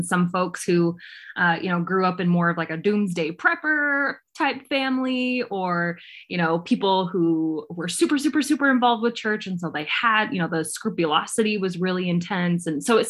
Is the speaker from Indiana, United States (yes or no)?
no; Provo, Utah, United States; Being a Provo girl myself